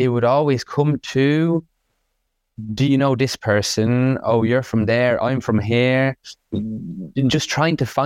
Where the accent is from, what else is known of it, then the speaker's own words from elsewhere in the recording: Dublin, Leinster, Ireland; also born or lived in France; my family home in Dublin